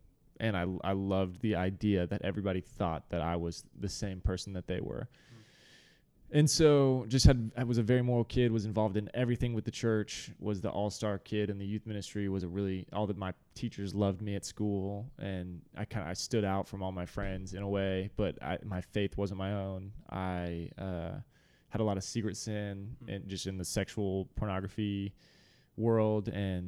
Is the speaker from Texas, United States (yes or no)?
yes; Dallas, Texas, United States; So I was raised in Dallas and got to be a part of Watermark actually since a very young age.